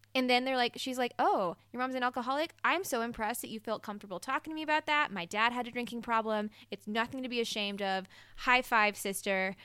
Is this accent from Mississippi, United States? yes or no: yes; Mississippi, United States; I'm from Mississippi, and I grew up maybe forty minutes away from New Orleans